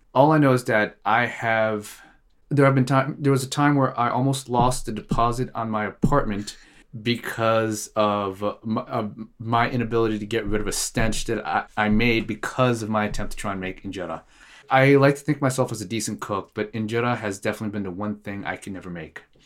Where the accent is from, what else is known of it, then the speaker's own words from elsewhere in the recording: Eritrea; now in Norway; I am originally from Eritrea